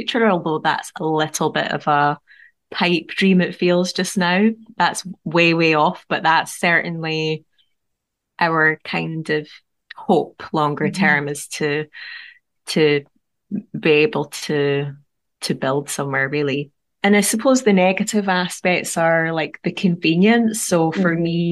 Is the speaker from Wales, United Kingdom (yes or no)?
no; Edinburgh, Scotland, United Kingdom; now in St. Boswells, United Kingdom; my hometown of Edinburgh